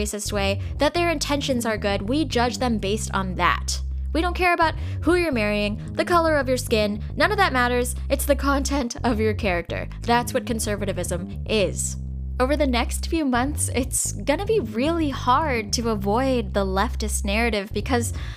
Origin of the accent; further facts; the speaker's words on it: United States; I'm an Asian American. I was born in America. I'm 100% American